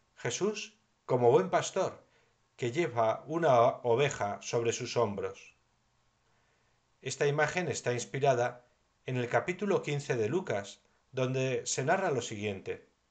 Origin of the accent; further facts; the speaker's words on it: Navarre, Spain; mi tierra de Navarra